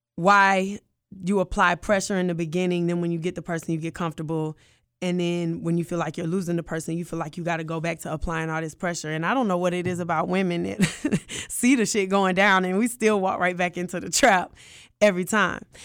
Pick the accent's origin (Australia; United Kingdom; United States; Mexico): United States; Atlanta, Georgia; I'm from Atlanta, Georgia